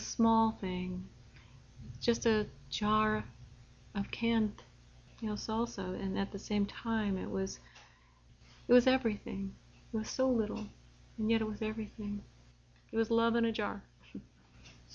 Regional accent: Midwest, United States; I am from the Midwest, so you must can, or they send you away

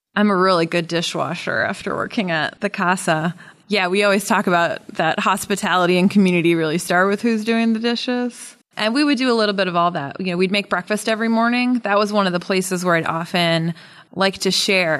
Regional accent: Connecticut, United States; moved away as an adult; also born or lived in Washington, D.C. / Mexico City; I recently moved back to New England. I grew up in Connecticut

